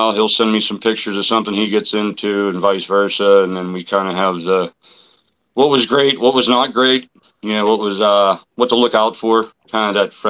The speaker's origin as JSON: {"language": "English", "town": "Pittsburgh", "region": "Pennsylvania", "country": "United States", "said": "Hi, how you doing? … from Pittsburgh, PA."}